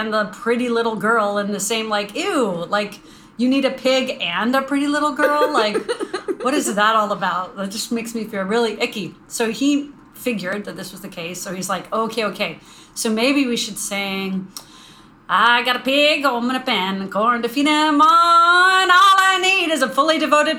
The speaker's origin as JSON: {"language": "English", "region": "Northern Virginia", "country": "United States", "said": "I'm from Northern Virginia"}